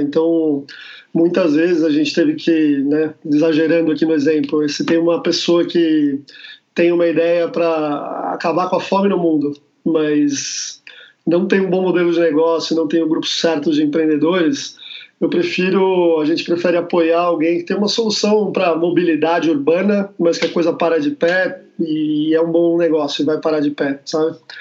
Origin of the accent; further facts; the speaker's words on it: Brazil; sou do Brasil